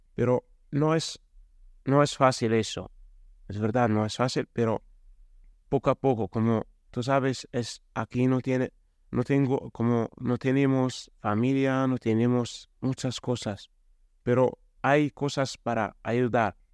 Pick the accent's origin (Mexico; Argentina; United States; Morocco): Morocco; Spanish is a second language; now in Spain; yo soy de Marruecos, soy joven